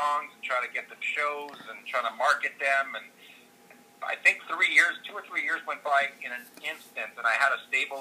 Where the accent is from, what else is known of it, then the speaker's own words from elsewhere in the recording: Montreal, Quebec, Canada; also born or lived in Calgary / New York; now in British Columbia, Canada; I grew up in Montreal and then into Calgary